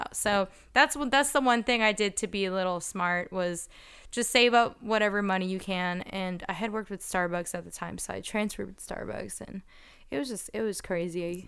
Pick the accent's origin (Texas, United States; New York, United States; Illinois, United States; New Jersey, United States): New Jersey, United States; moved away as an adult; also born or lived in Philadelphia; now in Los Angeles, United States; I'm from New Jersey, but I moved from Philadelphia